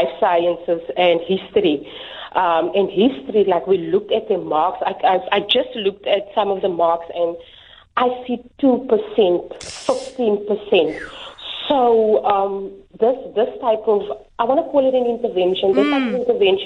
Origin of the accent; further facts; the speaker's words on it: Bonnievale, Western Cape, South Africa; I grew up in Bonnievale, here in the Western Cape